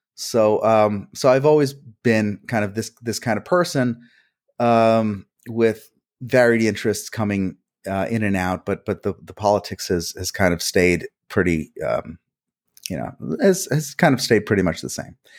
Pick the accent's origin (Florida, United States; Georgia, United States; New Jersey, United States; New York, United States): New Jersey, United States; first language Hungarian; English is a second language; I was born in New Jersey